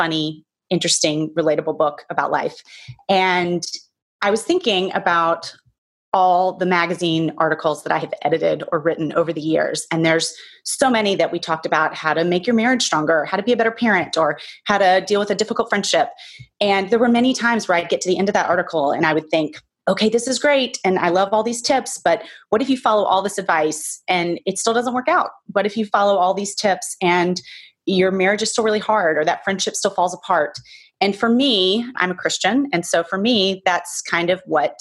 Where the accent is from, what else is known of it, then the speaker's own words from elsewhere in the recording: the South, United States; now in Manhattan, New York, United States; All the people that I grew up with in the South, that's where I grew up